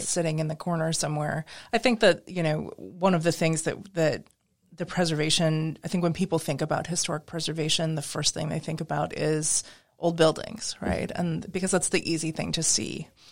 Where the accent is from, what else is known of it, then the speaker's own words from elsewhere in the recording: Midwest, United States; moved away as an adult; also born or lived in New England / Pacific Northwest; now in New Orleans, United States; I grew up in the Midwest